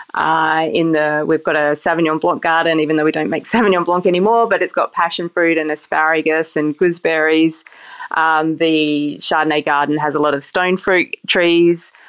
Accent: King Island, Tasmania, Australia; I grew up on a, a little island where there is no wine industry

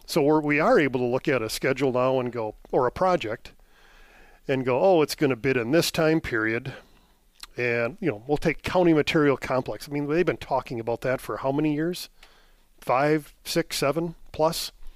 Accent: Elk Mound, Wisconsin, United States; also born or lived in Eau Claire, Wisconsin / Germany; I am originally from the Eau Claire area, born and raised, grew up in Elk Mound

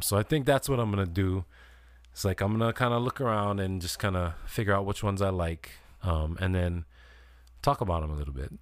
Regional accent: Kailua, Hawaii, United States; also born or lived in US mainland; I grew up in Kailua, you know, I was born on the mainland 'cause my dad was in the Air Force

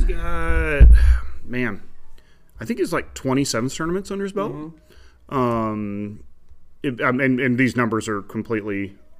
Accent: Altoona, Iowa, United States; also born or lived in New Zealand; I'm from Altoona.

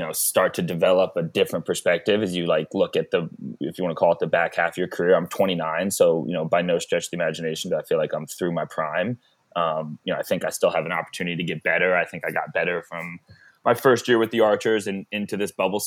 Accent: Georgia, United States; moved away; I grew up in Georgia football culture

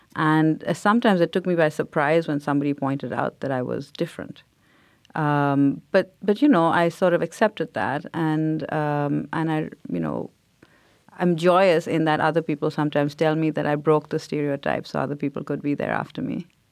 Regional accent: India; now in United States; growing up in India because everybody looked like me

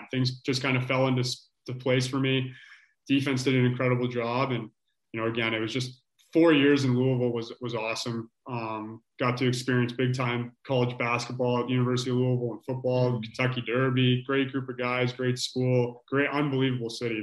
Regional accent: Orangeville, Ontario, Canada; Growing up in Orangeville, it's obviously a, a lacrosse hotbed

